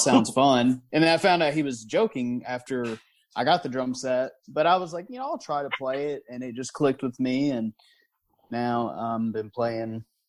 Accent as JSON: {"language": "English", "region": "Arkansas", "country": "United States", "tie": "born or raised there", "said": "I've been in Arkansas my whole life."}